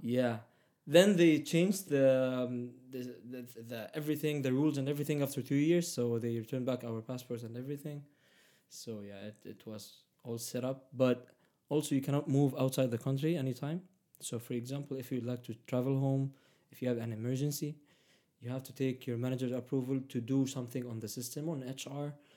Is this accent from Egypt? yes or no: yes; Egypt; accent: Middle Eastern; first language Arabic; English is a second language; moved away as an adult; also born or lived in Saudi Arabia / Palestine; I was raised uh, there in Egypt, so I even speak Arabic Egyptian.